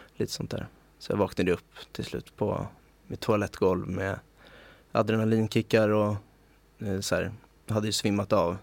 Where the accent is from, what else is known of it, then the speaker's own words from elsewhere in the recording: Stockholm, Stockholm County, Sweden; moved away as an adult; also born or lived in Oslo, Norway / Magaluf, Mallorca, Spain; som jag är född och uppvuxen i, Stockholm